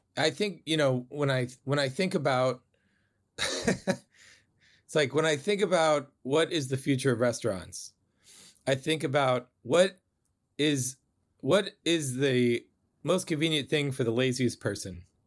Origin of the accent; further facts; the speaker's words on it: Bay Area, California, United States; I grew up in the Bay Area